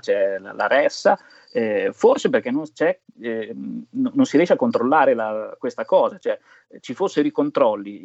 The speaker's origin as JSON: {"language": "Italian", "region": "Emilia-Romagna", "country": "Italy", "said": "essendo romagnolo, bagni al mare, proloco che organizzavano."}